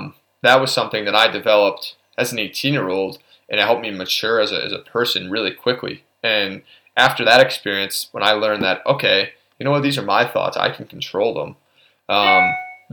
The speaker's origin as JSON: {"language": "English", "town": "Albany", "region": "New York", "country": "United States", "tie": "born or raised there", "said": "my hometown. It's Albany, not Albany"}